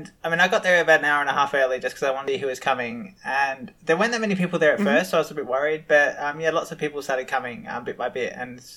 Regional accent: Australia; now in London, United Kingdom; I'm a 39-year-old trans woman who lives in London. I'm originally from Australia

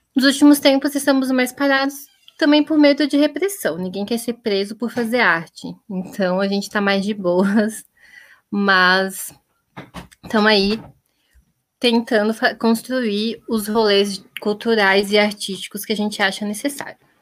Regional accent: Blumenau, Santa Catarina, Brazil; also born or lived in Florianópolis; eu sou natural de Blumenau

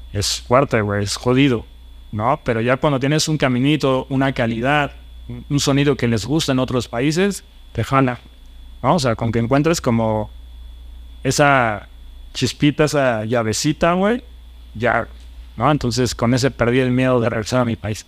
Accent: Mexico City, Mexico; moved away as an adult; also born or lived in Spain; los chilangos, mi tierra

